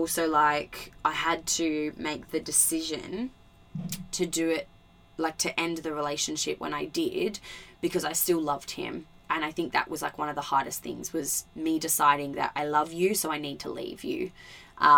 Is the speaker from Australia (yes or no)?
yes; Albany, Western Australia, Australia; moved away as an adult; also born or lived in Gold Coast, Queensland; the year between me moving over to the Gold Coast and still living in Albany